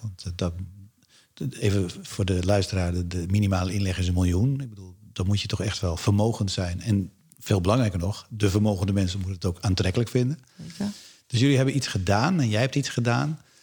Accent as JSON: {"language": "Dutch", "town": "Alkmaar", "region": "North Holland", "country": "Netherlands", "said": "Ik kom zelf uit Alkmaar, daar hebben we de vesting."}